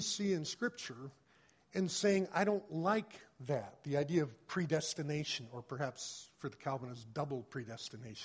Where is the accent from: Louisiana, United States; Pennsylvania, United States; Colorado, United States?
Colorado, United States; I grew up in Colorado